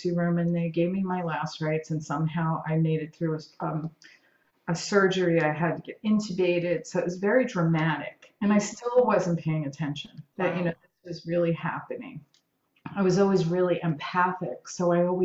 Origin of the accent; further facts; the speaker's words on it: New York City, New York, United States; moved away as an adult; also born or lived in Southern California; now in California, United States; my crazy Italian household growing up in Brooklyn